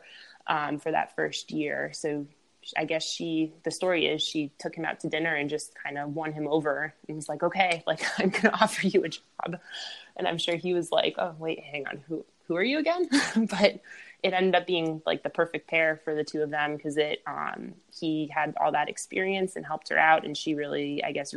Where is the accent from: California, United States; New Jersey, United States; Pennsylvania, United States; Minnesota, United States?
Pennsylvania, United States; moved away as an adult; also born or lived in North Carolina / Missouri / Tennessee; now in Boston, United States; I grew up in Pennsylvania, so I'm used to winters.